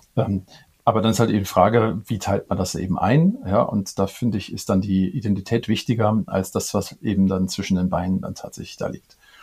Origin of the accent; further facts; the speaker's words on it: Cologne, North Rhine-Westphalia, Germany; komme ich ähm, gebürtig aus Köln.